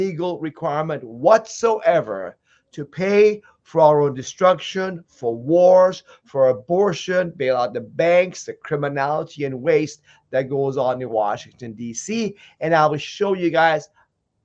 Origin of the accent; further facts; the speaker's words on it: Iran; now in United States; I come from Iran